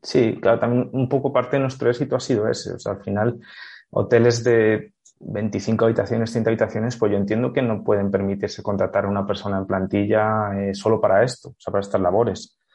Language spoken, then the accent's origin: Spanish; Salamanca, Castile and León, Spain; also born or lived in Bolivia / Costa Rica; Yo soy de aquí de Salamanca